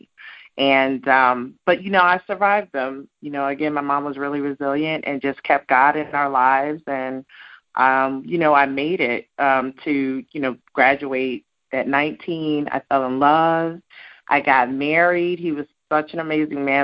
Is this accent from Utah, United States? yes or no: no; Colorado Springs, Colorado, United States; also born or lived in New Jersey; I'm a girl from Jersey. But I grew up in Colorado Springs, too, so I rep Colorado, too